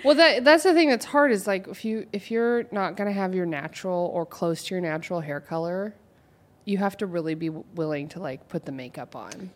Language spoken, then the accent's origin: English; Oregon, United States; moved away; I'm from O, Oregon